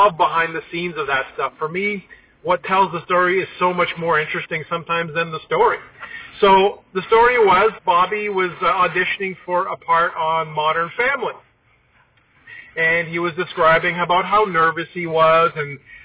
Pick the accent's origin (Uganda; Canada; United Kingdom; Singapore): Canada; Toronto, Ontario; growing up in Toronto, on SCTV